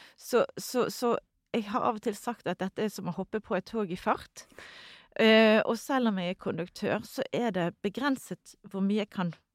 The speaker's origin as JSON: {"language": "Norwegian", "country": "Norway", "said": "Vi kommer, kommer fra Norge"}